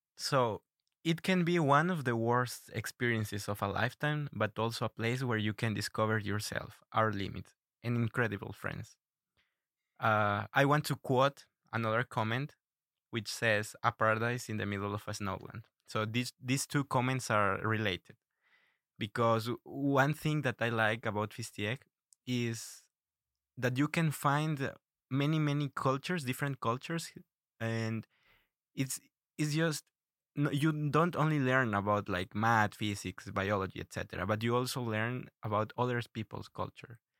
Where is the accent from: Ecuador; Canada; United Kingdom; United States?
Ecuador; moved away as an adult; now in Russia; I'm from Ecuador.